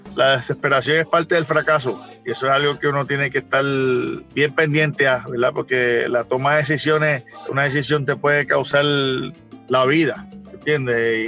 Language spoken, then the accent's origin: Spanish; Puerto Rico; born or raised there; moved away